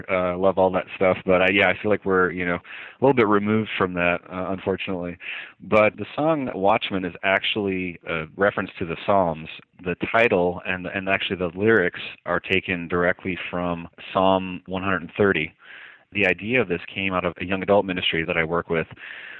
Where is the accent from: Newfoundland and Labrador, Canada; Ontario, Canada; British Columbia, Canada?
Newfoundland and Labrador, Canada; When people find out where I'm from, they immediately ask me, where's your accent? How come I don't pick up on anything? So, yeah, I'm originally from Canada, the far east province of Canada, which is New